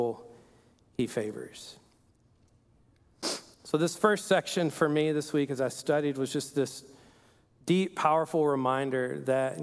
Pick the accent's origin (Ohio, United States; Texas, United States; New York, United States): Texas, United States; Perryton; moved away; this is my hometown. It's a place called Perryton